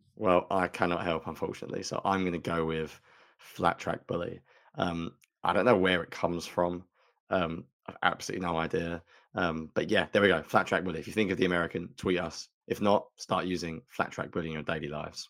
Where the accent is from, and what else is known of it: United Kingdom